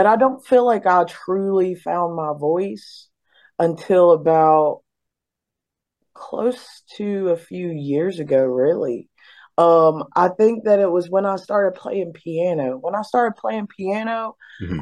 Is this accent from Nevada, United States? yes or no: no; Beckley, West Virginia, United States; moved away; I was born and raised in West Virginia, Beckley, West Virginia.